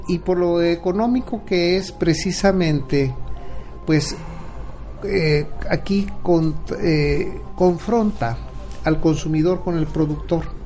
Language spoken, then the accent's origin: Spanish; Acapulco, Guerrero, Mexico; recuerdo de niño la forma en que mataban a los cerdos allá en mi pueblo para hacer el relleno, un, guiso muy, muy tradicional en Acapulco Guerrero